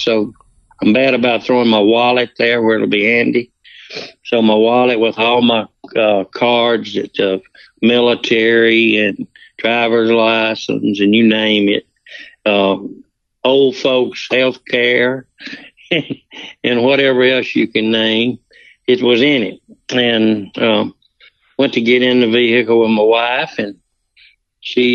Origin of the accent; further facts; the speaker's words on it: Tocopola, Mississippi, United States; also born or lived in Water Valley; When I was growing up in Takapola, my daddy had a farm, a cattle ranch